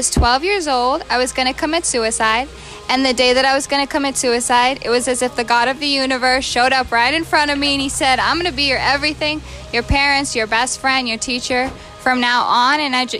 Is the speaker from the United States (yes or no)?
yes; Hana, Hawaii, United States; I'm born and raised here in Hana, Maui